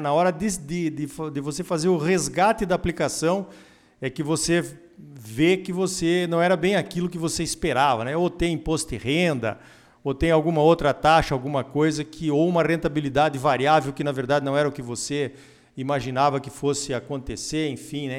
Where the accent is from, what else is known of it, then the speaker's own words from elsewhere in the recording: Brazil; a gente, como brasileiros